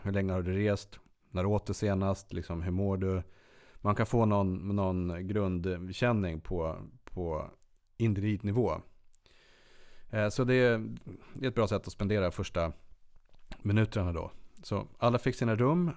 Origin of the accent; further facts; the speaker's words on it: Sweden; som god svensk